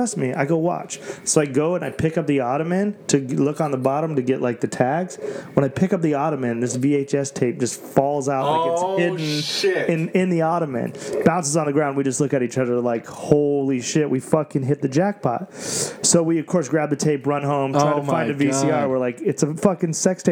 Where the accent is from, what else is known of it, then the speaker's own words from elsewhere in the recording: Wyoming, United States; moved away; also born or lived in Las Vegas; I was a kid from Wyoming